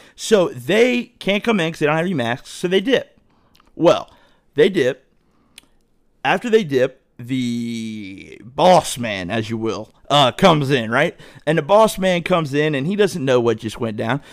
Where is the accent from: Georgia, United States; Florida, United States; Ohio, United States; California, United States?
Ohio, United States; Dayton; I grew up in Dayton